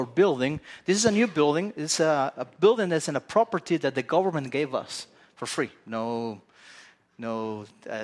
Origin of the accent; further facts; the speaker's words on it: Spain; I'm a Spaniard. I grew up in Spain, as you can tell by this accent that I have.